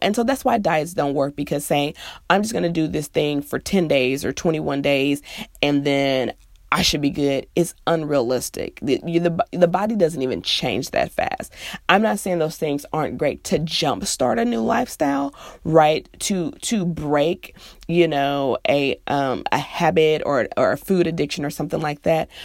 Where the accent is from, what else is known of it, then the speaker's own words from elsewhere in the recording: Midwest, United States; now in the South, United States; I'm from the Midwest, it's pop, and I live in the South, so it's soda.